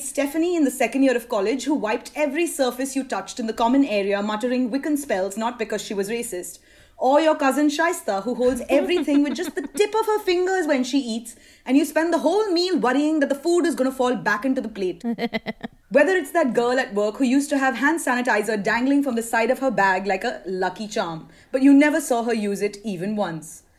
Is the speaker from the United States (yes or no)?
no; India; as an Indian